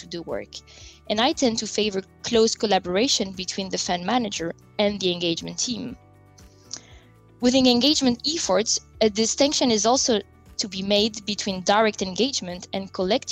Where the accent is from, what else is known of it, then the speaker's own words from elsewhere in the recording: France; moved away; also born or lived in different countries across Europe; I was born and raised in France, but I have lived in different countries across Europe.